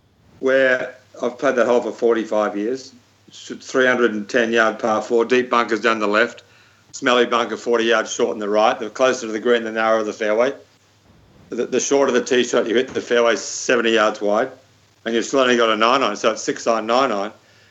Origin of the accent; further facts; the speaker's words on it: Melbourne, Victoria, Australia; I was so lucky to grow up in Melbourne